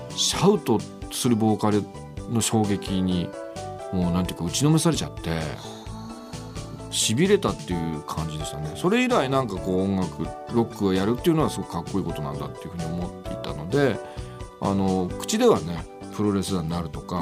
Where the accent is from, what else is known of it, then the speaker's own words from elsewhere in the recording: Utsunomiya, Tochigi, Japan; moved away as an adult; also born or lived in Kawachi, Tochigi; now in Tokyo, Japan; 生まれは宇都宮